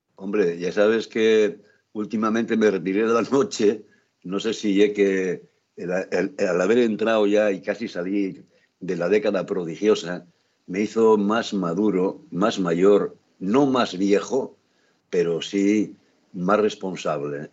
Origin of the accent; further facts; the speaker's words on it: San Martín del Rey Aurelio, Asturias, Spain; yo soy de San Martín, del rey Aurelio